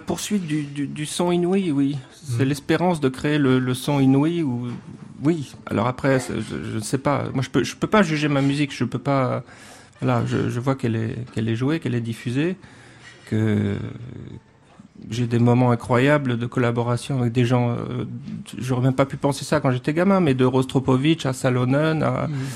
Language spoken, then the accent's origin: French; Caen, Normandy, France; je suis né en Normandie, au bord de la mer, ah presque, presque au bord de la mer, à Caen